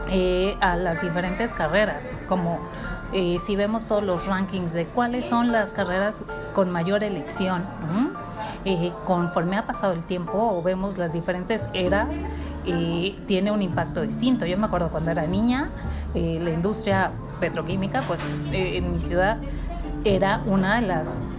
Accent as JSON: {"language": "Spanish", "country": "Mexico", "said": "como eh, mexicanos."}